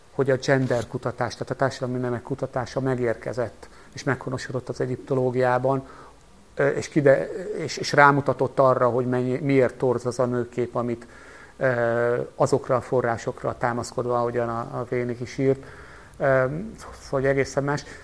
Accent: Pápa, Veszprém County, Hungary; born there; én eredetben pápai születésű vagyok

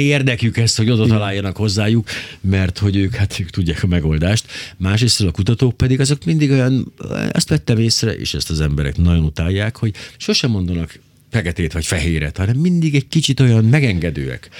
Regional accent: Miskolc, Borsod-Abaúj-Zemplén, Hungary; én Miskolcon nőttem fel

